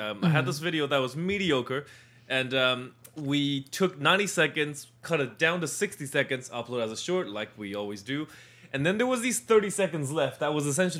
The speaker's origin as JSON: {"language": "English", "country": "China", "tie": "born or raised there", "said": "growing up in China"}